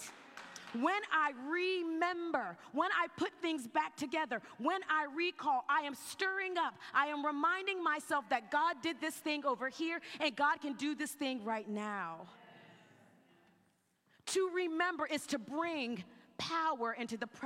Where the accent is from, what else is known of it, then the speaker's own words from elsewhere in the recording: South Carolina, United States; I grew up in South Carolina